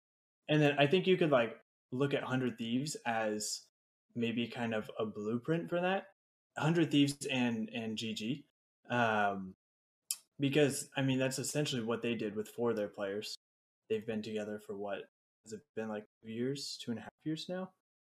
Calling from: Redding, California, United States; Redding, California.

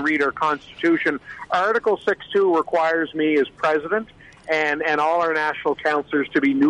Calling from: Nova Scotia, Canada; I'm calling you from Nova Scotia. I'm a volunteer, too, so oftentimes there's a misconception that I'm based in Ottawa, but I've been very privileged to have been elected by my fellow Nova Scotians

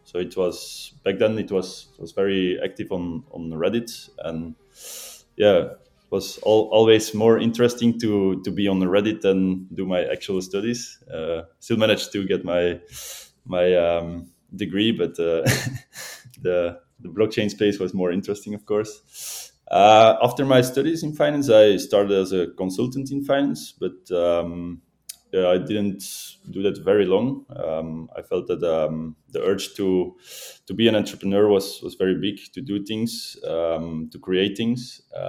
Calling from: Belgium; From Belgium. I'm living in Belgium right now, so.

